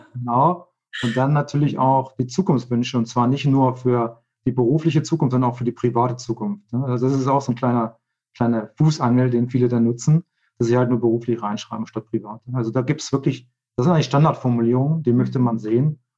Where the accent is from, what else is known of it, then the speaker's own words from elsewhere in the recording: Hildesheim, Lower Saxony, Germany; moved away as an adult; now in Switzerland; gebürtiger Deutscher. Eigentlich komme aus, aus äh, Hildesheim bei Hannover